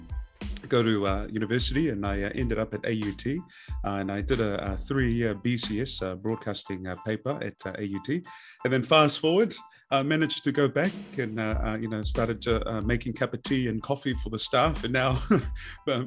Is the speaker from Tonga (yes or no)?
yes; Kolomotu'a, Tongatapu, Tonga; also born or lived in Ha'apai; now in Otahuhu, New Zealand; I'm from Otahuhu, originally from Kolomotu'a and Ha'apai in the Friendly Islands, the Kingdom of Tonga. but what I do for living here in Aotearoa